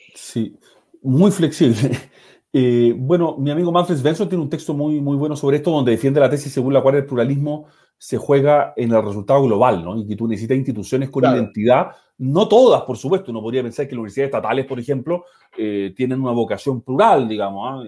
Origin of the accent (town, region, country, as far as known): Viña del Mar, Valparaíso, Chile; moved away